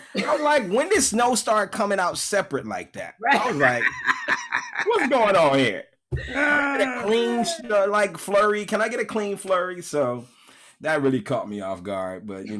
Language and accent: English; Chicago, Illinois, United States; I'm from the South side.